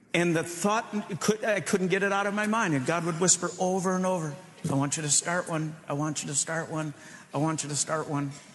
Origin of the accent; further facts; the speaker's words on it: Michigan, United States; moved away as an adult; now in Chicago, United States; We grew up in Michigan, and I moved to Chicago